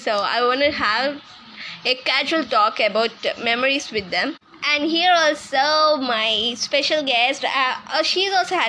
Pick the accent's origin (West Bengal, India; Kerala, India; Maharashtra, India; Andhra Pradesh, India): Andhra Pradesh, India; English is a second language; Because I'm from India, so I'm from Andhra Pradesh state.